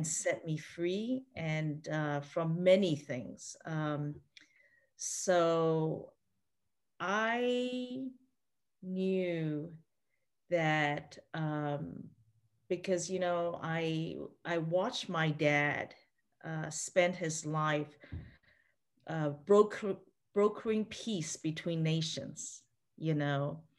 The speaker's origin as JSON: {"language": "English", "country": "Eswatini", "tie": "born or raised there", "said": "I missed out on all that because I grew up in Swaziland where they had no TV"}